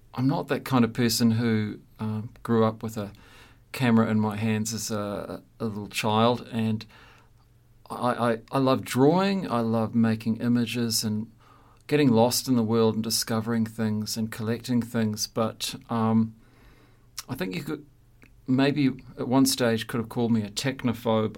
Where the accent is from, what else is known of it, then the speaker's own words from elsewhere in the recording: Christchurch, Canterbury, New Zealand; moved away as an adult; also born or lived in Hamilton; left my hometown of Christchurch looking for a job after graduating from art school